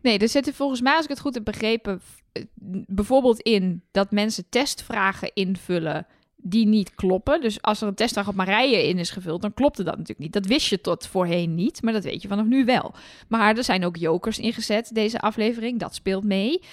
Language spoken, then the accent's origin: Dutch; Twente, Overijssel, Netherlands; Ik kom zelf uit Twente, maar uit een gedeelte van Twente waar carnaval echt net zo belangrijk is voor het sociale leven als in, eh, in Brabant.